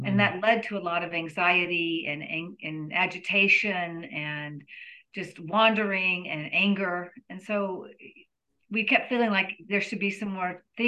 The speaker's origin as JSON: {"language": "English", "town": "Nashville", "region": "Tennessee", "country": "United States", "also_born_or_lived": "Baltimore", "said": "I worked in special ed for 17 years in Baltimore, but I'm from Nashville. I'm actually a third generation Nashvillian."}